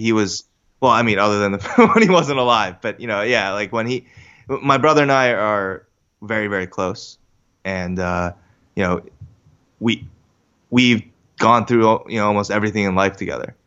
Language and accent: English; Katonah, New York, United States; moved away as an adult; also born or lived in Briarcliff Manor, New York / Seoul, South Korea; now in North Jersey, United States; I grew up in the Katona Lewisboro area.